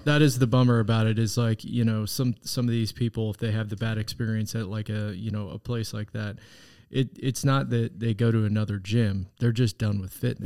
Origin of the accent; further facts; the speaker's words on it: Wichita, Kansas, United States; I grew up in Wichita